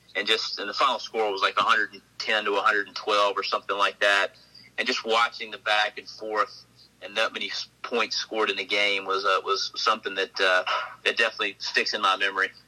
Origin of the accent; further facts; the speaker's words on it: Oxford, Mississippi, United States; to grow up in Oxford and watch, uh, you know, basketball and, and football and baseball games